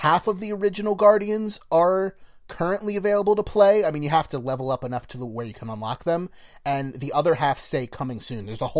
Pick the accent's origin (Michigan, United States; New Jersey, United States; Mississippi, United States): New Jersey, United States; from Jersey